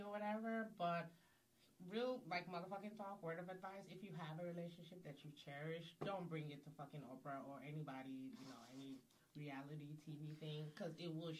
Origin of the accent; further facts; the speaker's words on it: Nigeria; Since we're, like, being honest, I'm Nigerian, y'all.